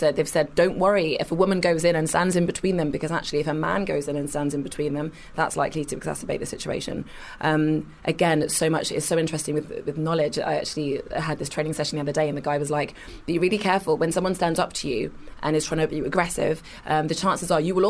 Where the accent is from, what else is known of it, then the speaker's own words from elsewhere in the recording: Kingston upon Thames, London, United Kingdom; I was born in Kingston in Surrey, went to uni